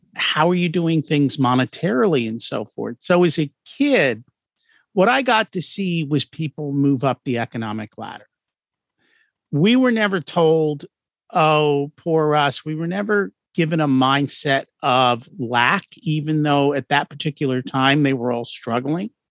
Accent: outside of New York City, United States; I grew up outside of New York City

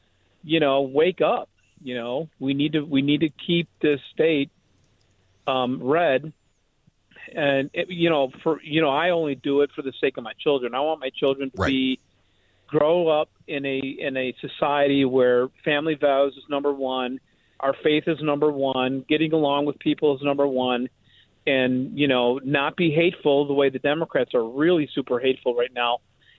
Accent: Chicago, Illinois, United States; now in Georgia, United States; So, Eric, I'm originally from Chicago. I moved to Georgia.

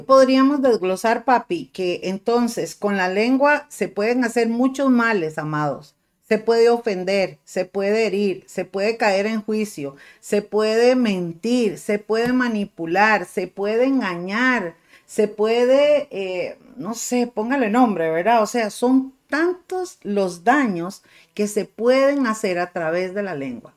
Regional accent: Costa Rica; me siento muy tica y no me avergüenzo de esto

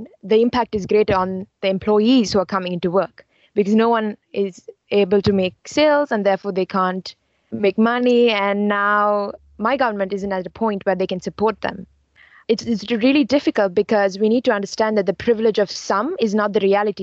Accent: Sri Lanka; moved away as an adult; now in United States; I'm from Sri Lanka and I'm an international student here in the US

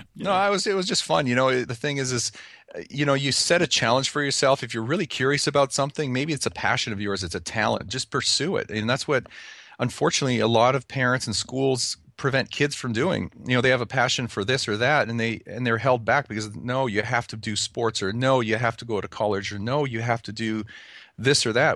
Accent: Calgary, Alberta, Canada; now in United States; I was, uh, born and raised in Calgary, Canada, so I'm an, I'm a native Can-, Canadian

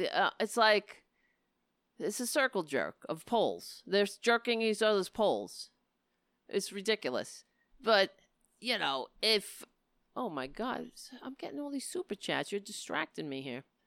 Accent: New York City, New York, United States; I grew up on Staten Island, so I am Irish

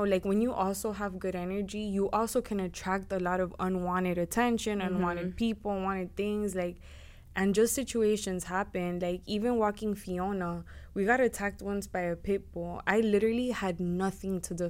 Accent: Florida, United States; also born or lived in Houston; I was born and raised here in Florida. I was going to say in Miami

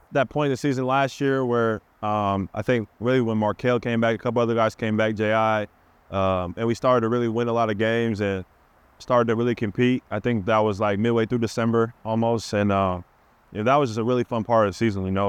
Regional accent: Seattle, Washington, United States; I'm from Seattle

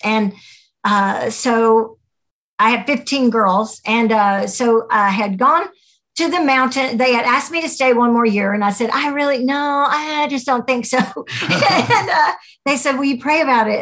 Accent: United States

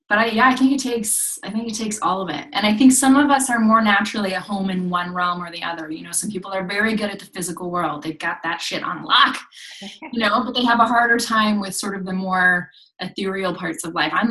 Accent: Japan; I grew up in Japan um, in a very religious community.

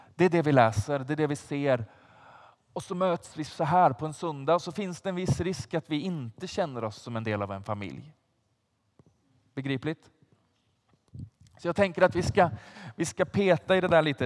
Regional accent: Vargön, Västra Götaland, Sweden; now in Stockholm, Sweden; Jag, jag kommer inte från Stockholm från början, utan jag kommer från ett litet ställe som heter Vargön.

